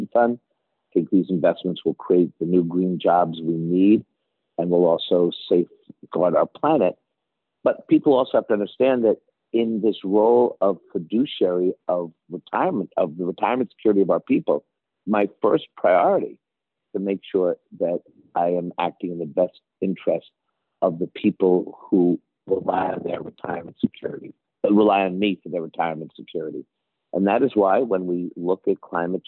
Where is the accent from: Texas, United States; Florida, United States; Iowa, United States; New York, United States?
New York, United States; New York City; growing up in Washington Heights back in the day